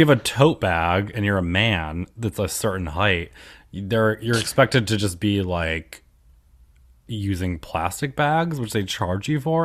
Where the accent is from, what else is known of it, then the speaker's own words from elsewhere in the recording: United States; now in New York City, United States; the town that I grew up in is on the Pennsylvania border